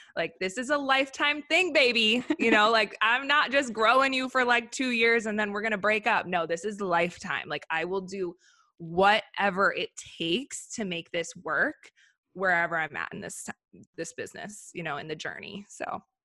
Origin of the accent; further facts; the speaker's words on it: Minneapolis area, Wisconsin, United States; moved away as an adult; also born or lived in Miami / Tokyo; now in Los Angeles, United States; I grew up in Minneapolis area, Wisconsin, but right on the border